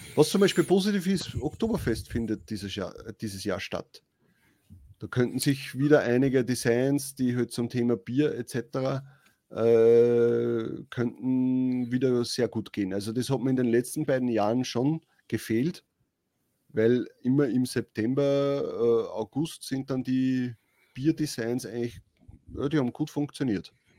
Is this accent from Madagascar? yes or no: no; Austria; bei uns in Österreich